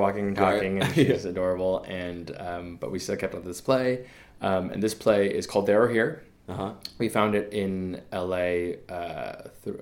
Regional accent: United States; growing up in America, growing up here

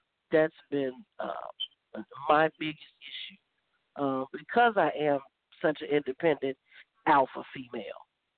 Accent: California, United States

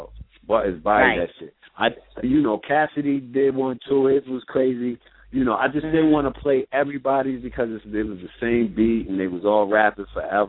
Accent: New York, United States; as a New Yorker, born and raised

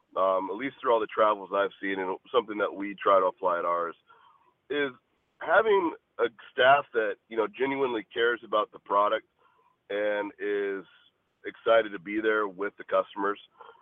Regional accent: Washington, United States; also born or lived in California / Arizona; I was born in California, grew up in Washington State after that for a handful of years, and then lived in Arizona for the most part.

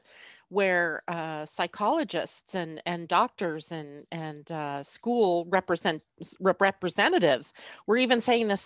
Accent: Lakewood, California, United States; also born or lived in Long Beach, California; I grew up there. I went to Long Beach schools.

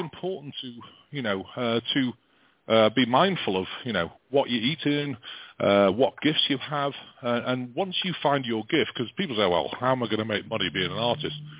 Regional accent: England, United Kingdom; now in United States

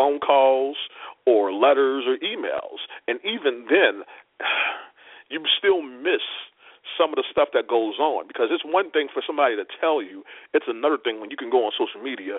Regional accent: New Orleans, Louisiana, United States; now in Washington, D.C., United States; I'm originally from New Orleans. I stay in Washington, D.C.

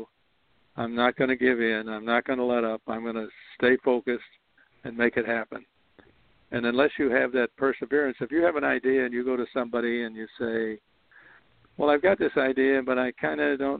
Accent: Chicago, Illinois, United States; moved away; also born or lived in New York area; I was born in Chicago

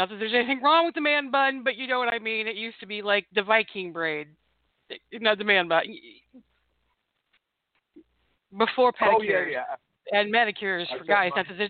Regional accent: United States

